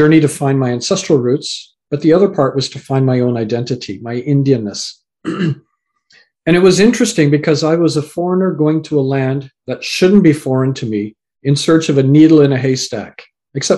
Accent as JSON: {"language": "English", "country": "Canada", "tie": "born or raised there", "also_born_or_lived": "England", "said": "So I was born in England, raised in Canada, and my parents come from Fiji Islands"}